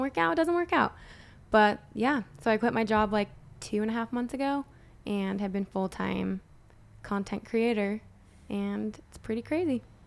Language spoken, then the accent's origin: English; Utah, United States; moved away; also born or lived in Los Angeles; Born and raised in Utah